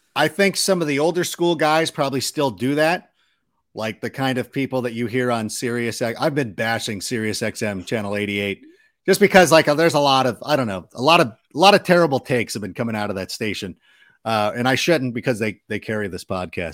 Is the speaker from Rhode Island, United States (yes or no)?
no; Anaheim, California, United States; I grew up outside of Anaheim